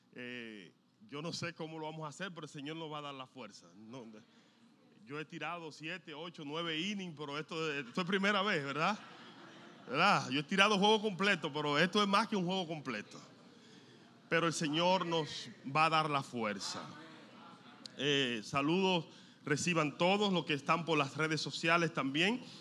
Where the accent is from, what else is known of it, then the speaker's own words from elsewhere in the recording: Dominican Republic; nosotros somos dominicanos, el dominicano a todo le quita o le pone